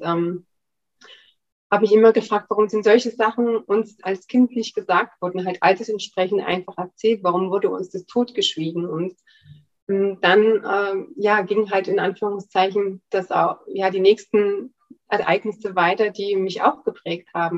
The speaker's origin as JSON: {"language": "German", "country": "Germany", "tie": "born or raised there", "said": "ich bin in der DDR aufgewachsen"}